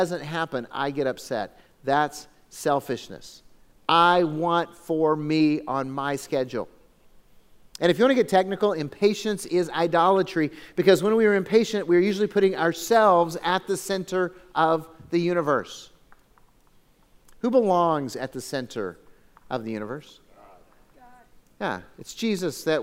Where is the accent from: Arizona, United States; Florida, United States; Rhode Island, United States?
Arizona, United States; Phoenix; now in Lake Havasu City, United States; I grew up in Phoenix.